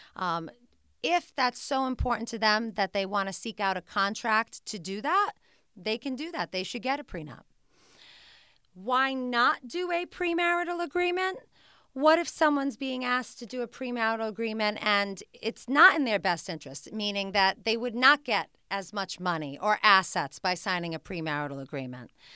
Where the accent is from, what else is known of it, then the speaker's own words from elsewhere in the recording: Smithfield, Rhode Island, United States; also born or lived in New York; I'm a classic Rhode Island girl. I grew up in Smithfield, Rhode Island